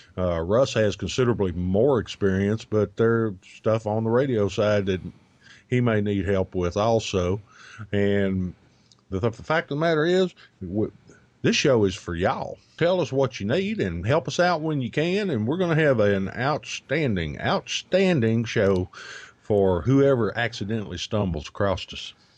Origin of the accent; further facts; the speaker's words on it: United States; we tend to Americanize words here in the U, good old U S of A.